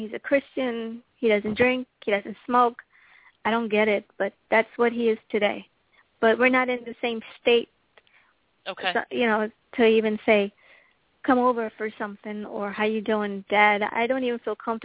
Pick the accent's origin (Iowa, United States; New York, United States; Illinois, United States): New York, United States; moved away as an adult; also born or lived in Trinidad / Kissimmee, Florida; now in Hollywood, Florida, United States; I grew up in New York, Upper West Side of New York